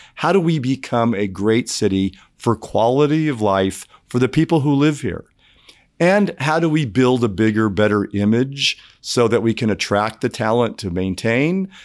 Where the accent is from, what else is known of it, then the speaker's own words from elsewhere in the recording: California, United States; now in Indianapolis, United States; I'm from California.